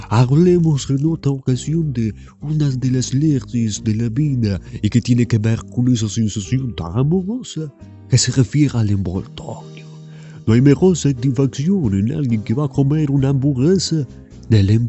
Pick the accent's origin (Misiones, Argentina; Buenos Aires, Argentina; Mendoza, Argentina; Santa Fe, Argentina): Buenos Aires, Argentina; Almagro; also born or lived in France; En realidad yo nací en Francia, pero a los cuatro añitos de muy chiquito me a vivir aquí, a la Argentina